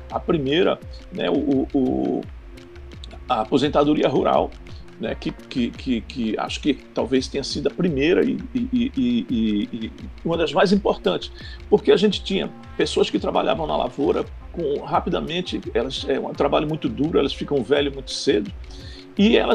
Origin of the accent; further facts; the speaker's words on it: Bonito, Pernambuco, Brazil; moved away; Eu tinha morado no Agreste e eu sou de Bonito